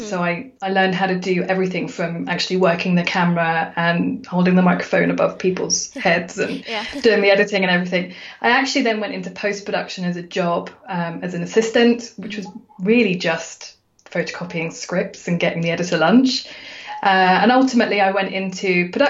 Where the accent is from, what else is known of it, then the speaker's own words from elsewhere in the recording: United Kingdom; I'm a Brit, I'm a girl